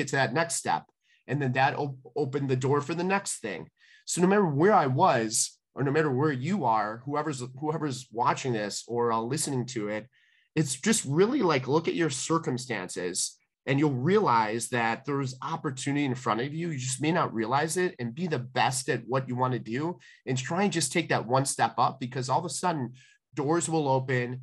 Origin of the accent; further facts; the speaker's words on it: Calumet City, Illinois, United States; I grew up in Calumet City